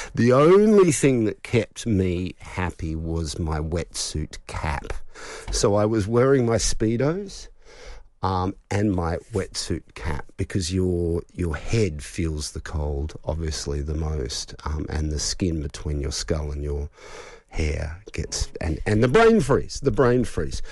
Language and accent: English; Melbourne, Victoria, Australia; growing up in Melbourne